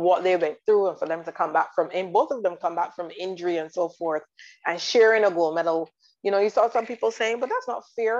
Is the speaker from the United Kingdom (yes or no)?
no; Barbados; I am from the Caribbean, I'm from Barbados